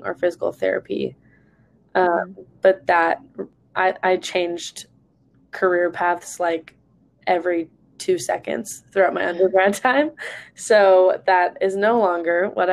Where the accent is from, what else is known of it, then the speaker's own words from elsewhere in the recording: Long Beach, California, United States; I am from Long Beach, California, so right up the freeway